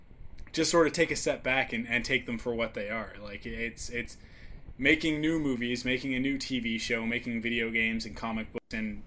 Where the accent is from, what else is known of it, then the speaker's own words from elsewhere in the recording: Canada; me being the Canadian